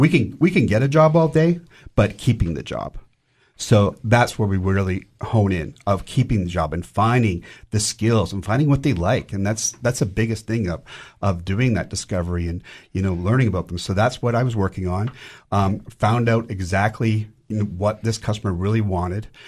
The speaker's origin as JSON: {"language": "English", "town": "Vancouver", "region": "British Columbia", "country": "Canada", "moved": "as an adult", "lives_now": "Cookeville, United States", "said": "I'm originally from Vancouver, Canada"}